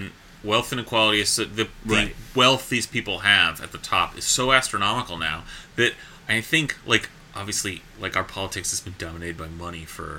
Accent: Seattle, Washington, United States; but I'm from Seattle and I am here to demonize the successful.

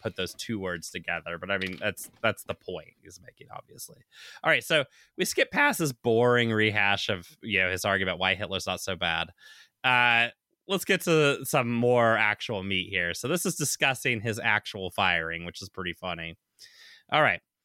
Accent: the South, United States; now in Seattle, United States; I grew up in the South

